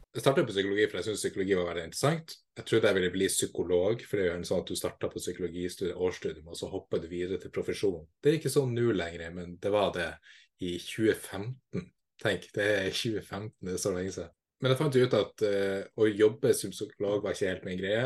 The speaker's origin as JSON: {"language": "Norwegian", "town": "Kabelvåg", "region": "Nordland", "country": "Norway", "tie": "born or raised there", "moved": "yes", "lives_now": "Tromsø, Norway", "said": "Jeg er fra Lofoten, nærmere bestemt Kavlog, og nå bor jeg i Tromsø"}